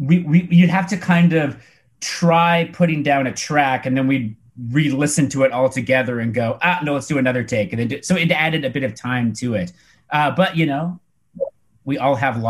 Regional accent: Canada; We're from Canada. Most of us live in Vancouver. One of us lives in Toronto.

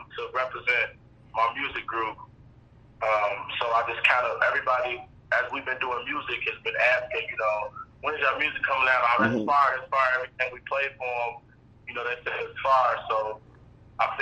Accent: Louisville, Kentucky, United States; I'm from Louisville, Kentucky.

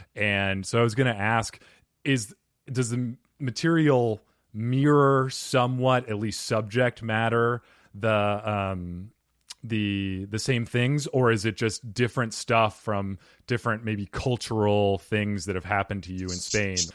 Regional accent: Arizona, United States; When I grew up here in Arizona

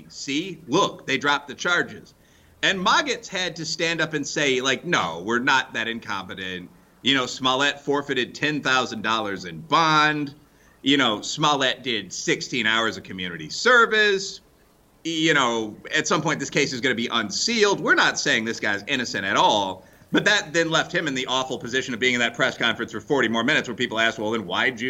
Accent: Chicago, Illinois, United States; He worked on a show in my hometown of Chicago.

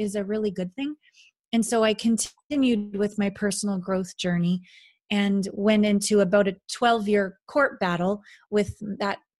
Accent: Canada; moved away as an adult; also born or lived in Kamloops, British Columbia / Japan; I'm a Canadian

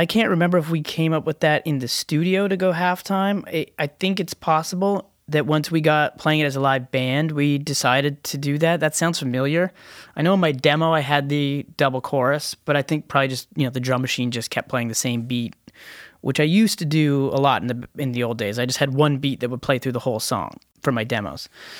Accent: Canada; we're Canadians.

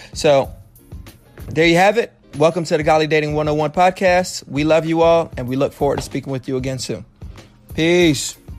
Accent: Miami, Florida, United States; born and raised in Miami

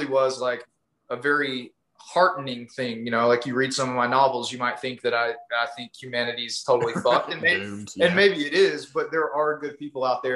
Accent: East Texas, United States; I grew up in East Texas, like, you know, when I drink, I get a pretty heavy accent myself

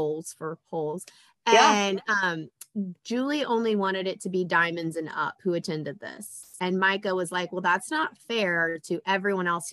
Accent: Indiana, United States; I'm from Indiana

